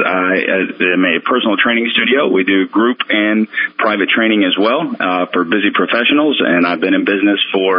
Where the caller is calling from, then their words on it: Bentonville, Arkansas, United States; I'm calling from Bentonville.